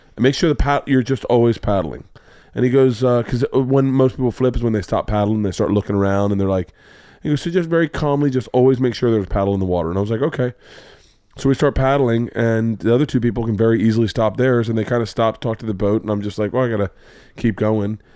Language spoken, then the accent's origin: English; Florida, United States; I grew up in Florida